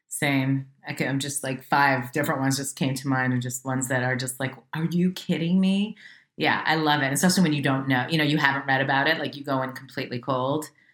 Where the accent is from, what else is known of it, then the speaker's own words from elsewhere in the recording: Westchester, New York, United States; moved away as an adult; now in Los Angeles, United States; I was raised in Westchester, so right outside New York